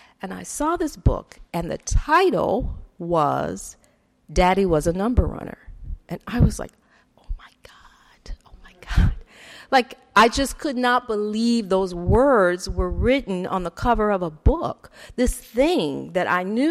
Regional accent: Detroit, Michigan, United States; I grew up in Detroit

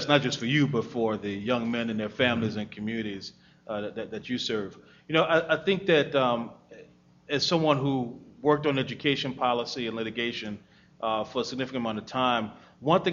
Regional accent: New Orleans, Louisiana, United States; my hometown of New Orleans

